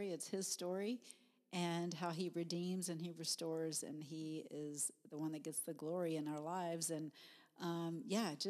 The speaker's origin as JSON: {"language": "English", "region": "Texas", "country": "United States", "moved": "yes", "lives_now": "Minnesota, United States", "said": "I am a Texan at heart."}